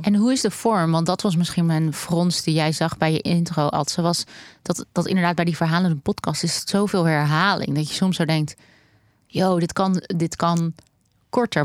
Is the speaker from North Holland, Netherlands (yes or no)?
yes; Amsterdam, North Holland, Netherlands; Ik ben opgegroeid in de Joodse buurt in Amsterdam